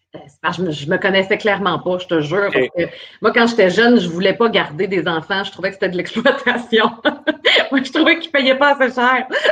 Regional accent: Port-Cartier, Quebec, Canada; moved away; je suis une fille de la Côte-Nord

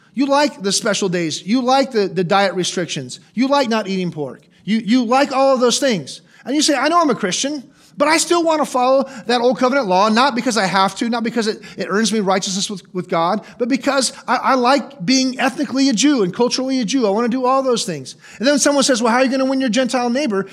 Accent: United States; I'm an American.

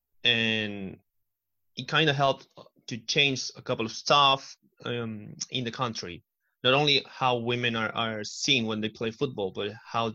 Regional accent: Argentina; I'm from Argentina

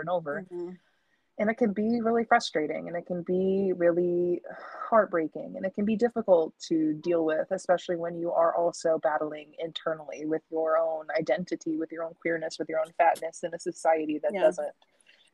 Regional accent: Missouri, United States; I'm from Missouri

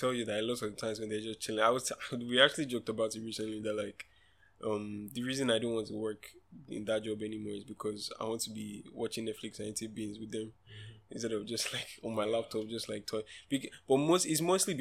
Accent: Nigeria; I'm a Nigerian child, right? And I grew up in Nigeria

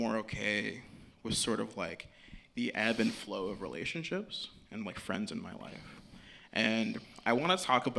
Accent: North Carolina, United States; moved away as an adult; now in Washington, D.C., United States; I'm from North Carolina. I went to school in North Carolina. I have like a solid base in North Carolina

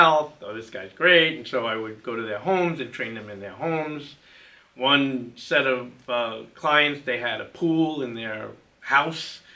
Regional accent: Plainview, New York, United States; I grew up in Plainview, Nassau County

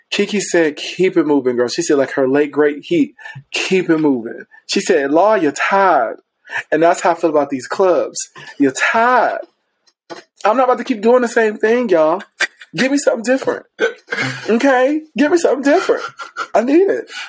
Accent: Ohio, United States; because I came from Ohio. And I remember coming here, it just was, elitism was real, bitch. You know, we didn't have queer space in Ohio.

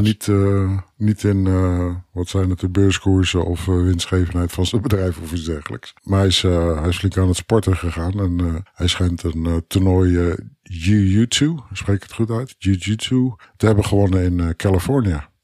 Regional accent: Netherlands; Als Nederlander

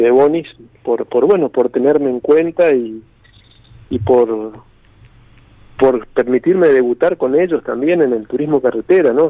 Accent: Corrientes, Argentina; yo soy correntino

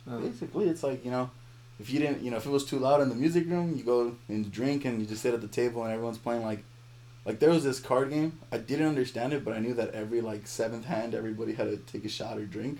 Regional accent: Compton, California, United States; I'm from California, right? And I live in Compton.

